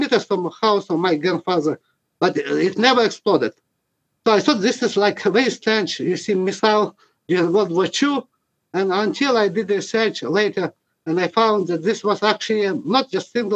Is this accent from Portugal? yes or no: no; Western Ukraine, Ukraine; moved away as an adult; now in Canada; I was born in Western Ukraine.